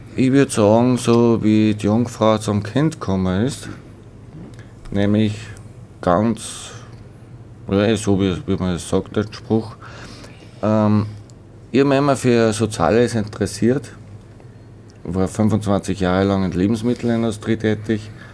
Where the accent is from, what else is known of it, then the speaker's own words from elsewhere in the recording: Schwertberg, Upper Austria, Austria; now in Weitersfelden, Austria; bin ein gebürtiger Schwertberger